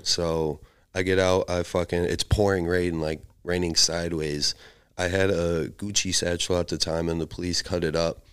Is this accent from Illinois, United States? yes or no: yes; Chicago, Illinois, United States; accent: Chicago; now in Portland, United States; my accent is like a Chicago accent